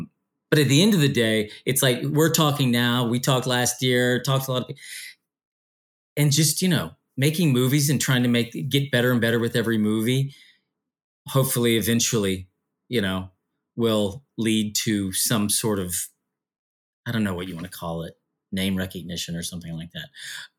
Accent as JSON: {"language": "English", "country": "United States", "said": "this mythology that was a bit foreign to me being an American"}